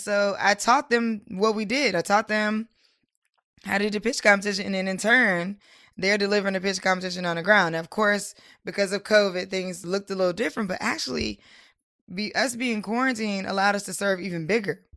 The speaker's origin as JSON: {"language": "English", "town": "Durham", "region": "North Carolina", "country": "United States", "moved": "yes", "lives_now": "Washington, D.C. area, United States", "said": "I'm from, I'm originally from Durham, North Carolina, and I now am in the D M V, like, the D C area."}